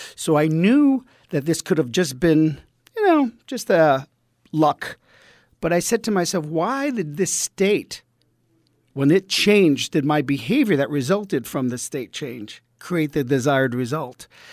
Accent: New York City, New York, United States; accent: East Coast; I grew up in Brooklyn in, uh, Bensonhurst, the blue collar family

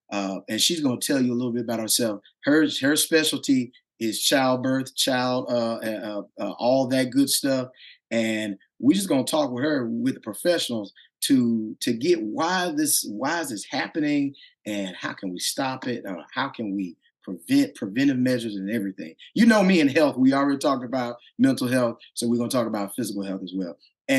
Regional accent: Mississippi, United States; I'm from Mississippi, as I told you, and I went to school in Southern Mississippi

